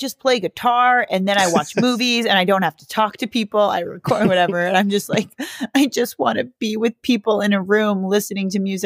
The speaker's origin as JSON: {"language": "English", "area": "South Bay", "region": "Southern California", "country": "United States", "tie": "born or raised there", "said": "I grew up in Southern California in a beach city"}